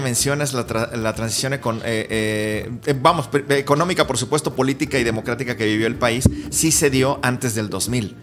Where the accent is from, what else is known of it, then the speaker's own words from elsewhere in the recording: Cuernavaca, Morelos, Mexico; now in Mexico City, Mexico; en Cuernavaca, de donde yo nací